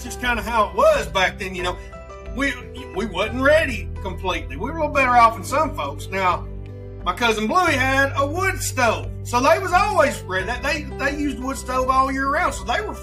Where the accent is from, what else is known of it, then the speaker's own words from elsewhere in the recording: Alabama, United States; I'm from Alabama